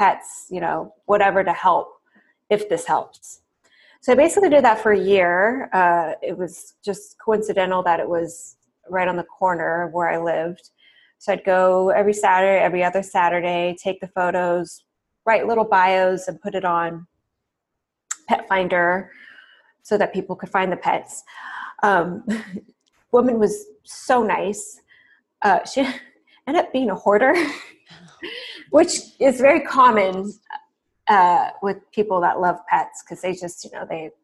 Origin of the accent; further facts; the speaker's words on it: the Bay Area, California, United States; growing up in the Bay Area, kind of the cliche, progressive, hippie culture, my parents were definitely into